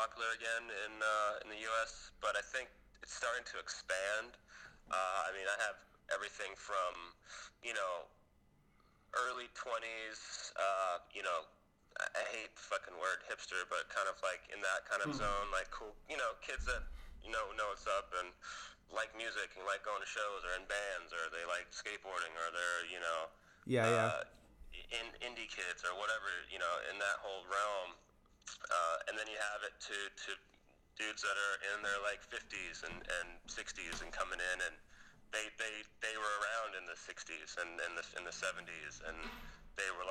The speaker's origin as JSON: {"language": "English", "country": "United States", "tie": "born or raised there", "said": "growing up in the States, you know, I grew up in the 80s and 90s"}